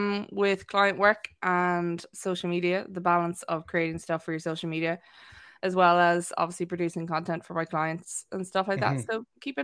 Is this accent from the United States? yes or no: no; Wexford, Leinster, Ireland; accent: neutral; actually originally from Wexford, and nobody can place me really because my accent is quite neutral. So I come from Wexford, went to boarding school in Waterford, then went to college in UL